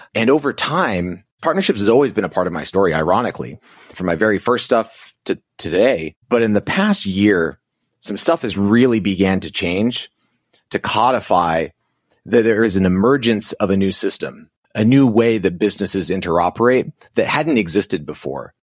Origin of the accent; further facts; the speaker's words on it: Navajo Indian Reservation, New Mexico, United States; I grew up on the Navajo Indian Reservation in New Mexico, lived there for about twenty years.